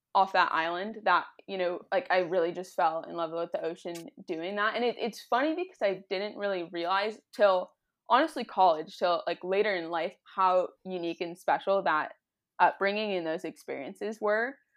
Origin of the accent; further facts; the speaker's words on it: Southern California, United States; I grew up in Southern California near the ocean